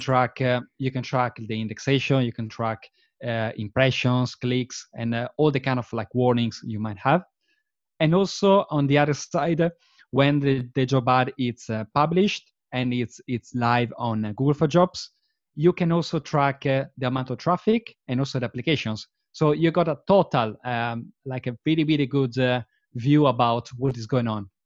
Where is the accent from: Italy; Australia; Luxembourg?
Italy; Verona, Veneto; English is a second language; moved away as an adult; now in London, United Kingdom; I was born and bred in Verona, which is a, which is a very, very pretty small, uh, town in the, um, in the northeast region of, uh, Italy.